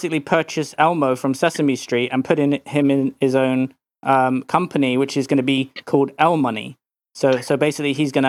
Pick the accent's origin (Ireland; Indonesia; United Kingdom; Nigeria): United Kingdom; England; now in United States; Well, I was brought up in England, and I really didn't like it there.